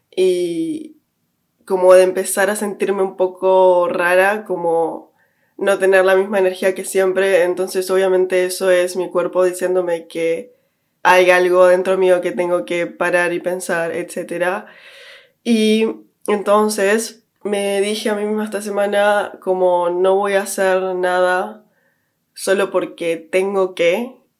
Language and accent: Spanish; Uruguay; moved away as an adult; now in London, United Kingdom; creciendo en Uruguay